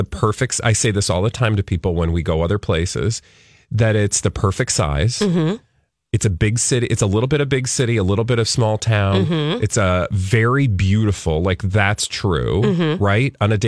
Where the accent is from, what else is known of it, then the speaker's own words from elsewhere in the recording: the South, United States; now in Minnesota, United States; I came from the South, and I know a lot of Minnesotans will do this thing